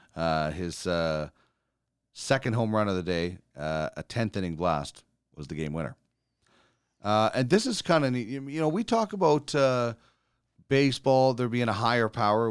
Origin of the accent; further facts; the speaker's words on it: Brandon, Manitoba, Canada; Brandon, my hometown